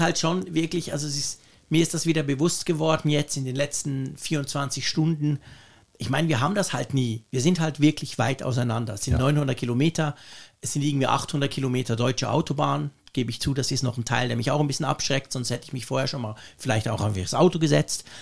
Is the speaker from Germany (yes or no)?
no; Switzerland; als Schweizer